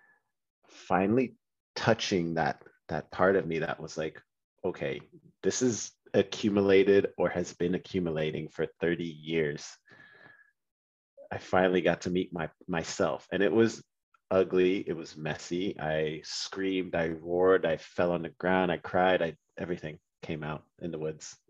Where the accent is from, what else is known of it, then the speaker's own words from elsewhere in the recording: Trinidad & Tobago; I'm from Trinidad